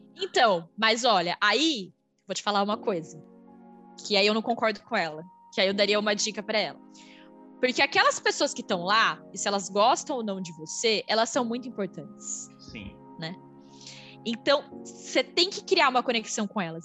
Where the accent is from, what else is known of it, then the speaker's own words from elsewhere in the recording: interior of São Paulo state, Brazil; moved away; Eu sou uma menina que vim do interior de São Paulo, não sou uma menina de São Paulo